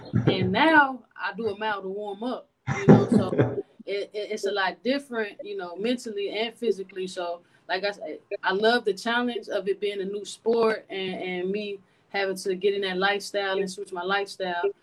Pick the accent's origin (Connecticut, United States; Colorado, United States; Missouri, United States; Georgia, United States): Georgia, United States; Atlanta; moved away as an adult; also born or lived in Denton, Texas; now in San Antonio, United States; growing up in Atlanta